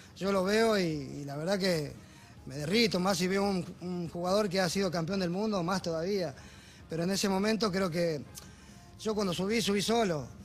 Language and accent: Spanish; Ledesma, Jujuy, Argentina; moved away; los cumpleaños 15 en mi pueblo, comen 10 minutos y bailan de las 12, de, las 12 de la noche hasta las 6 de la mañana, ¿viste? Esa es la costumbre del norte